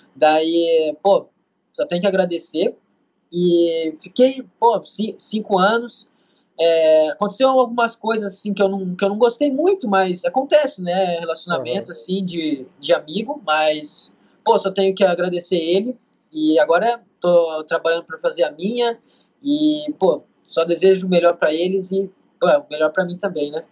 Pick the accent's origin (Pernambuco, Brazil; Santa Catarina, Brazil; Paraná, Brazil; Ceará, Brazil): Paraná, Brazil; Andirá; moved away as an adult; also born or lived in São Paulo; now in New York, United States; cidade natal, aqui em Andirá, Paraná